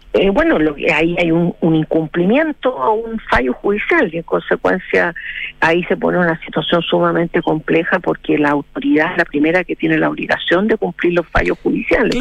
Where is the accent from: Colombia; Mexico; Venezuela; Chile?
Chile; nosotros como como chilenos que somos